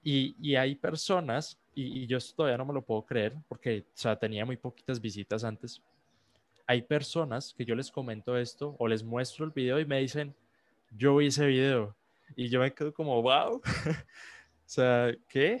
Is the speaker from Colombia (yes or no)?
yes; Colombia; soy un joven de, de, 16 años, soy colombiano